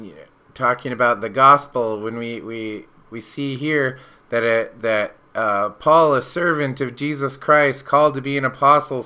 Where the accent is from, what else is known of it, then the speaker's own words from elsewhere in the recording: Washington, United States; also born or lived in Alaska; now in Coos Bay, United States; I came down here from Alaska, grew up in Washington.